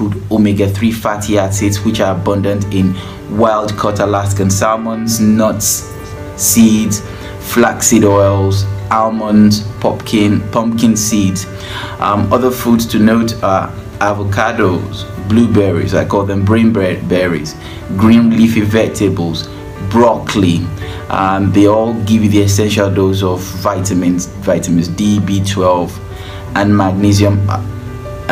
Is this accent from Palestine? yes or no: no; Nigeria; I'm from Nigeria